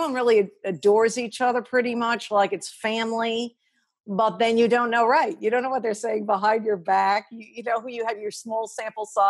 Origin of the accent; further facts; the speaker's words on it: Long Island, New York, United States; growing up on Long Island, way out east